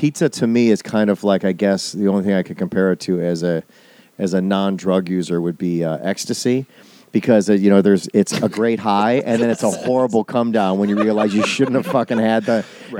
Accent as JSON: {"language": "English", "region": "Wisconsin", "country": "United States", "tie": "born or raised there", "said": "I grew up in Wisconsin"}